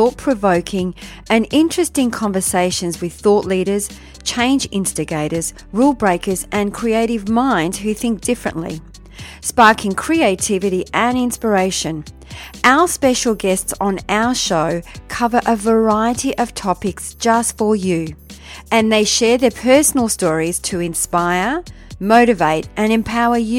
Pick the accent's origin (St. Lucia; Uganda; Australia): Australia; Melbourne, Victoria; moved away; all the way from Melbourne, my hometown